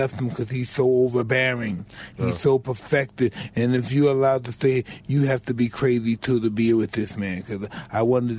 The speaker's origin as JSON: {"language": "English", "town": "New York City", "region": "New York", "country": "United States", "said": "I'm from Brownsville that's similar to Detroit."}